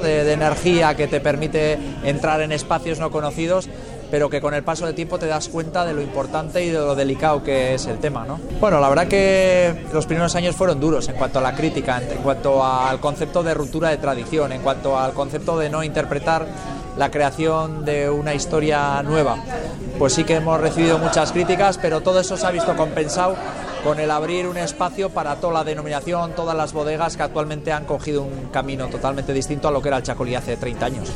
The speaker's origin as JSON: {"language": "Spanish", "town": "Muskiz", "region": "Basque Country", "country": "Spain", "tie": "born or raised there", "also_born_or_lived": "Pamplona", "said": "Soy de Musquis, de un pueblito pequeñito de Vizcaya que linda con Santander, un pueblo de encartaciones."}